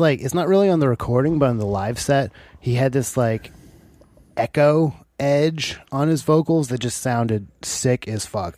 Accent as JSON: {"language": "English", "country": "United States", "also_born_or_lived": "Seattle", "said": "Oh, America."}